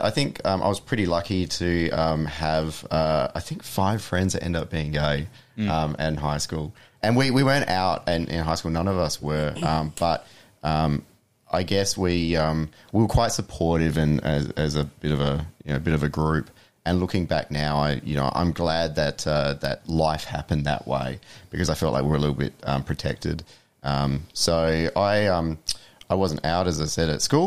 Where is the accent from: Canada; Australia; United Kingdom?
Australia; Adelaide, South Australia; now in Perth, Australia; I'm from Adelaide